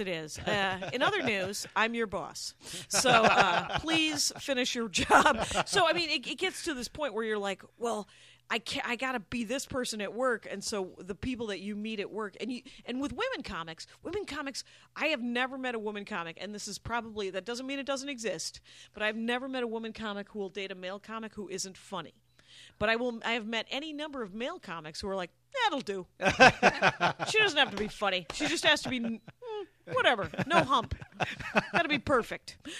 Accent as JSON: {"language": "English", "region": "Wisconsin", "country": "United States", "moved": "yes", "said": "I'm Armenian, but I'm from Wisconsin"}